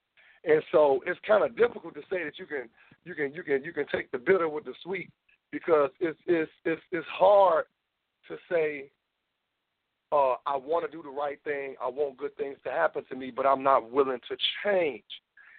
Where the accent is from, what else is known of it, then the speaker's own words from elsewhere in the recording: Memphis, Tennessee, United States; now in Illinois, United States; I'm a guy from Memphis, Tennessee. With a rich Southern background, but I've been staying in Illinois majority of my life